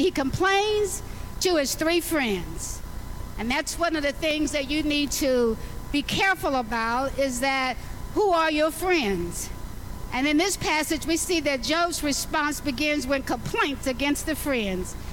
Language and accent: English; Alabama, United States; I was born in Alabama